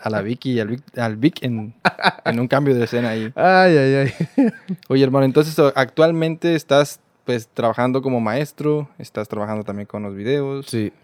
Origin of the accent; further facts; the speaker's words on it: Mexico; yo como buen mexicano